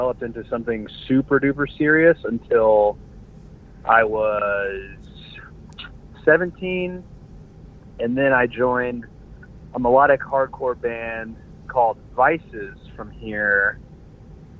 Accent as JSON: {"language": "English", "town": "Jacksonville", "region": "Florida", "country": "United States", "said": "We're from Jacksonville."}